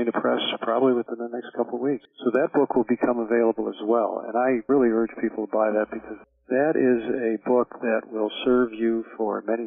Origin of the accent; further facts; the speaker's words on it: Chicago, Illinois, United States; moved away as an adult; also born or lived in New York / Miami, Florida; I'm from Chicago originally.